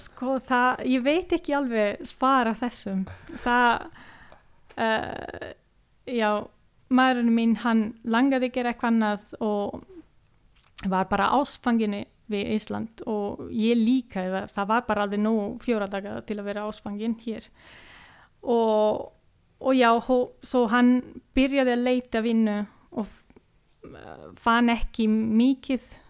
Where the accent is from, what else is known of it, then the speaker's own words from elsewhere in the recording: Livigno, Lombardy, Italy; Icelandic is a second language; now in Akureyri, Iceland; Ég er frá Nordurítilju mm, ég kem frá líturþorpi sem heitir Livigno